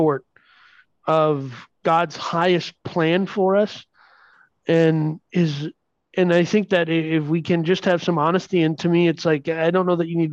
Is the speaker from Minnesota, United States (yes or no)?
yes; Minnesota, United States; We're from Minnesota